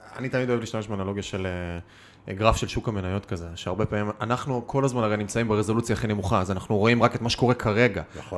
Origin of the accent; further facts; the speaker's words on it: Kiryat Bialik, Haifa District, Israel; כשגדלתי בתור ילד ארס מהקריות